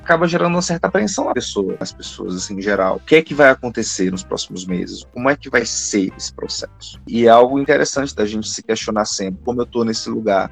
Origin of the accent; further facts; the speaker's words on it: Fortaleza, Ceará, Brazil; moved away as an adult; now in Curitiba, Brazil; Eu sou de Fortaleza, terminei a minha graduação lá em psicologia e vim fazer um mestrado aqui e acabei permanecendo